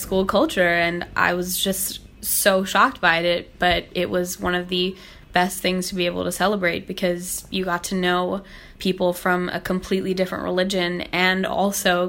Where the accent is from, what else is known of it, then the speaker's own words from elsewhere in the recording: Hong Kong; I was born and raised in Hong Kong